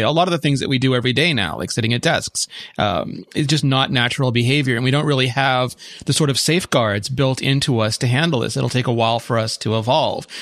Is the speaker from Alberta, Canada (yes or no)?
no; Quebec, Canada; as a Quebecer